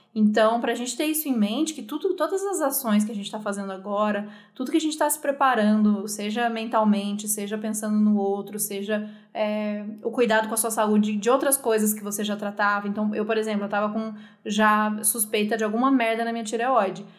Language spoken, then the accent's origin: Portuguese; Brazil; A gente é brasileiro